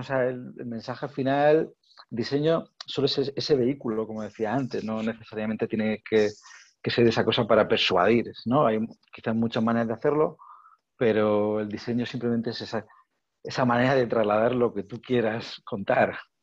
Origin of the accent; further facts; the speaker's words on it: Region of Murcia, Spain; soy de Murcia